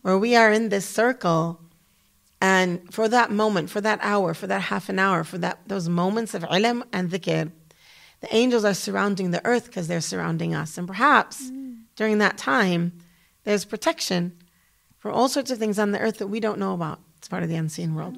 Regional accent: United States; moved away as an adult; also born or lived in Damascus, Syria / Kuwait; as an American woman

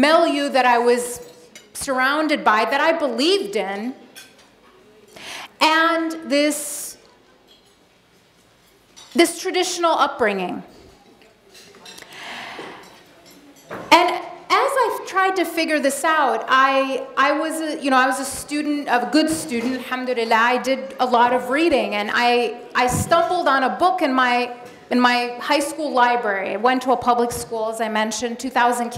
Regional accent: Madison, Wisconsin, United States; also born or lived in Egypt; I was born in Egypt, and I moved to the United States when I was 5 years old with my family, and I grew up in a town called Madison, Wisconsin

